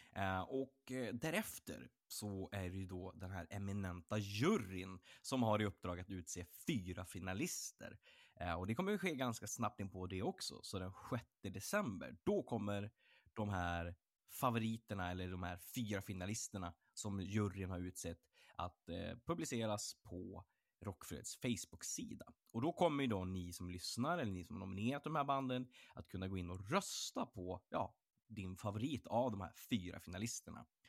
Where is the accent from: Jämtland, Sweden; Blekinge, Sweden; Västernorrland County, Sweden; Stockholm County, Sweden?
Västernorrland County, Sweden; Örnsköldsvik; moved away; jag kommer ju från, från Örnsköldsvik, jag kommer från Norrland